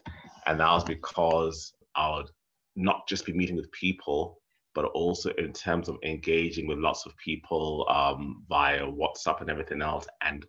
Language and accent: English; Nairobi, Kenya; I grew up in Nairobi, which is, you know, which is a city.